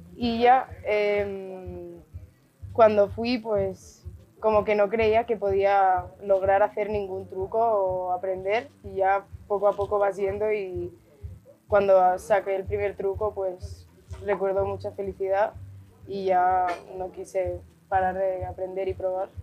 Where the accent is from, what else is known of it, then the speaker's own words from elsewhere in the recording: Barcelona, Catalonia, Spain; tengo 19 años, soy de Barcelona